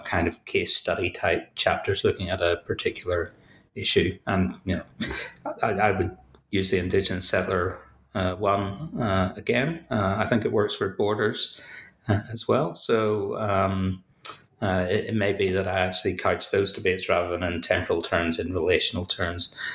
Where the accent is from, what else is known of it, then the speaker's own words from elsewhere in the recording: Belfast, Northern Ireland, United Kingdom; as you may hear from, from my accent, uh, I'm from Belfast, so I, I, grew up in a contested space